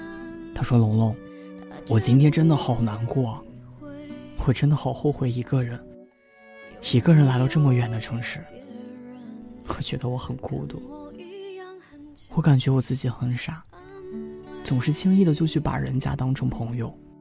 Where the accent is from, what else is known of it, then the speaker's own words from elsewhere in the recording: Shandong, China; now in Xiamen, China; 我也是一个人从山东来到了厦门。我本以为南方会充满了温暖，但是不曾想到，厦门也有冬天。